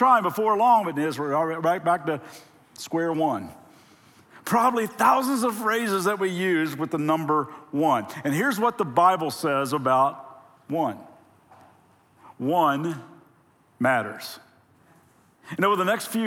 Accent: Lexington, Kentucky, United States; now in Ventura, United States; we're originally from Lexington, Kentucky

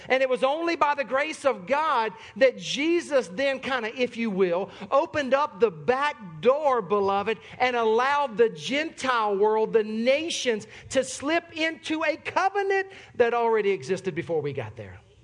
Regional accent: Sumter, South Carolina, United States; moved away; I am from Sumter, South Carolina.

